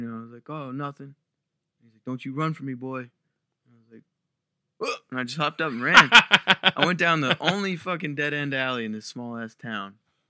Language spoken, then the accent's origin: English; Maryland, United States; Well, I grew up down in Eastern Shore, Maryland.